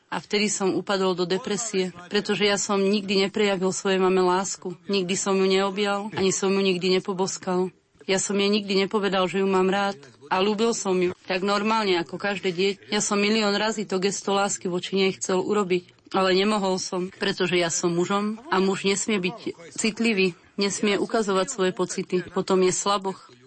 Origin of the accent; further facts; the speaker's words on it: Split, Split-Dalmatia County, Croatia; born there; a narodil som sa v Splite v Chorvátsku v jednej katolíckej rodine